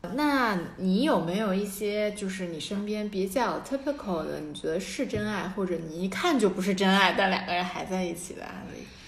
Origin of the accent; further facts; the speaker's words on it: China; moved away; 咱们总共你学校中国人，我们中国人啊，一个年级也就二十个